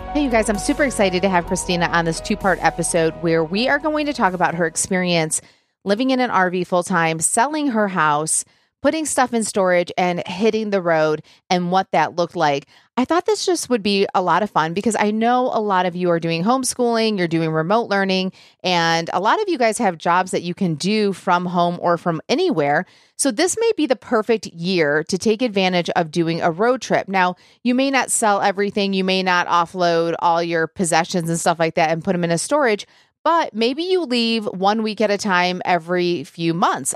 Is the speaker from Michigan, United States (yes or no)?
yes; Michigan, United States; now in Nashville, United States; I am from Michigan